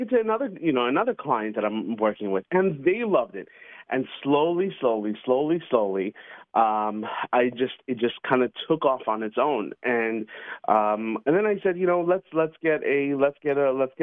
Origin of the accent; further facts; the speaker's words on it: New York City, New York, United States; when I was a little kid growing up in Queens, New York